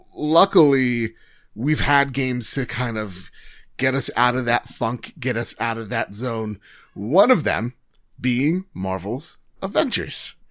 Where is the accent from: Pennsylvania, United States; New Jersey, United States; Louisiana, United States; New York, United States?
New Jersey, United States; I'm from Jersey